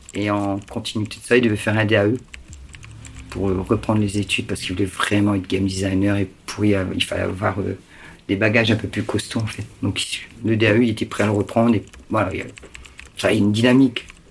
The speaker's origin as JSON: {"language": "French", "town": "Lille", "region": "Hauts-de-France", "country": "France", "said": "on est de Lille"}